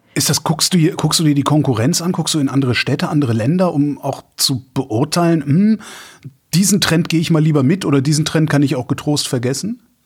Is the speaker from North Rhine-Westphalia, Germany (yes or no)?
yes; Cologne, North Rhine-Westphalia, Germany; wir Kölner